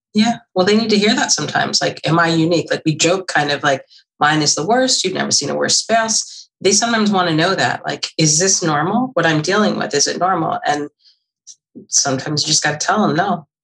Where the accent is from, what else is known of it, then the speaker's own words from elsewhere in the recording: Mercer County, New Jersey, United States; also born or lived in Omaha, Nebraska; I grew up in Mercer County.